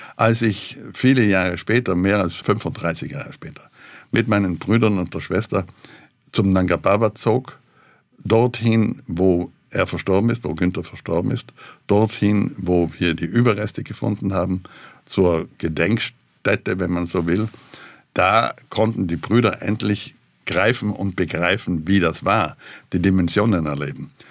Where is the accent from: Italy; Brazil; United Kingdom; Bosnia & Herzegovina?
Italy; South Tyrol, Trentino-Alto Adige; also ich selber fühle mich als Südtiroler, als Europäer und Weltbürger.